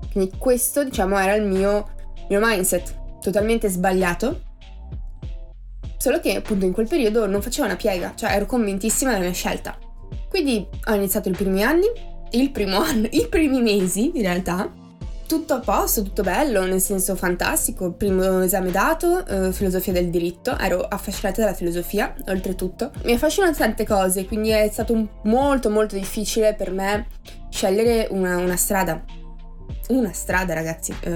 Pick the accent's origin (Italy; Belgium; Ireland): Italy; Treviso, Veneto; sono di Treviso, una piccola cittadina, quella che ha appunto i coniglietti, il put ehm, e le mozzarelle in carrozza, ok? Dove c'è il prosecco, non so se avete presente, vicino a Venezia e, ehm, ho 21 anni.